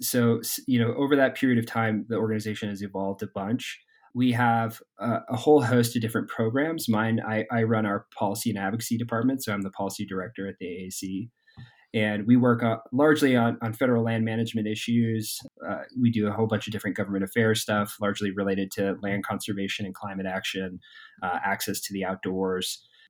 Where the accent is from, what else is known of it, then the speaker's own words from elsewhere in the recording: Durango, Colorado, United States; And we have a similar plan here in my hometown in Durango.